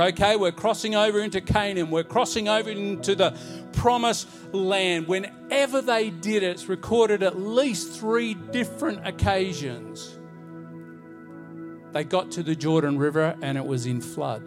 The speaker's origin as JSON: {"language": "English", "town": "Bowen", "region": "Queensland", "country": "Australia", "tie": "born or raised there", "said": "I remember growing up in Bowen, Queensland"}